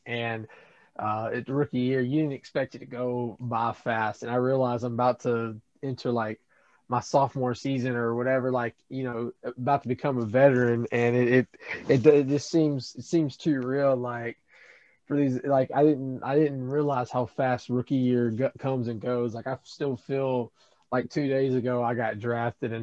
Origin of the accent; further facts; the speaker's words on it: Athens, Alabama, United States; also born or lived in Tuscaloosa, Alabama; I was born in Athens, Alabama. I live in the Tuscaloosa/Clear area